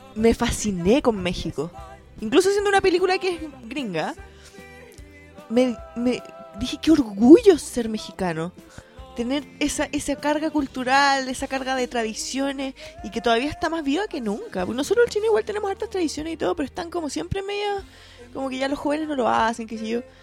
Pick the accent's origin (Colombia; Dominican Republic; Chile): Chile; nosotros como chilenos nos sentimos tan poco latinos